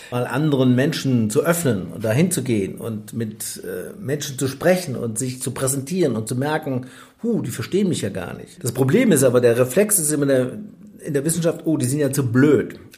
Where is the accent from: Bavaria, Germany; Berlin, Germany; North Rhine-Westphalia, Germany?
North Rhine-Westphalia, Germany; Freudenberg; also born or lived in Siegen; ich bin ja in Siegen geboren, aber in, im wunderschönen Freudenberg bin ich groß geworden. Eine schöne Stadt in Westfalen, wie gesagt, mit sehr wunderschönen Fachwerkhäusern. Im Siegerland.